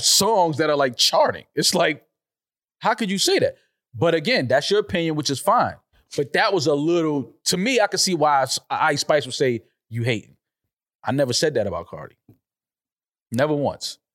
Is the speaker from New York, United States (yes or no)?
yes; New York City, New York, United States; the Bronx is my hometown